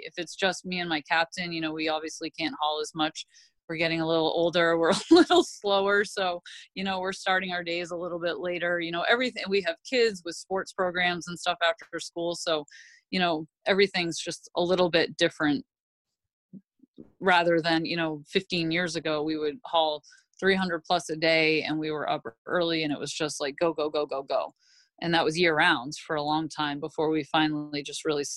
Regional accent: Southwest Harbor, Maine, United States; I grew up where I grew up in Southwest Harbor was literally right on the water.

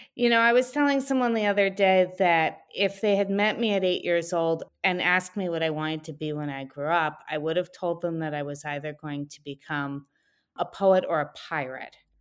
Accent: New Haven, Connecticut, United States; also born or lived in Philadelphia area; now in Maine, United States; I was born in New Haven, Connecticut

